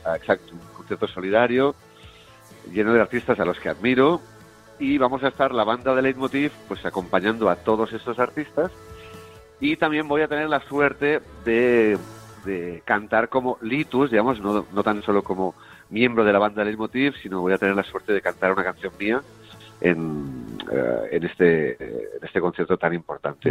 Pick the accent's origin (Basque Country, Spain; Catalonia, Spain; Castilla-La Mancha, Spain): Catalonia, Spain; Terrassa; mi ciudad natal, en Tarrasa